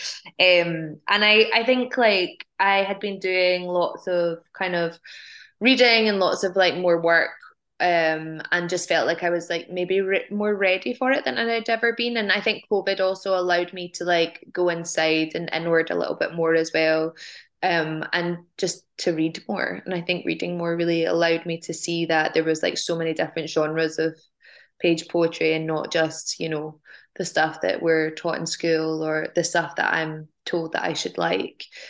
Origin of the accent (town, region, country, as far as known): United Kingdom; born or raised there